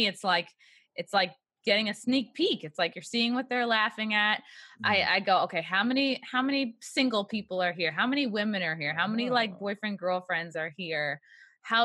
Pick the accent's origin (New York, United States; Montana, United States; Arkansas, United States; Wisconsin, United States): New York, United States; Long Island; I'm from Long Island.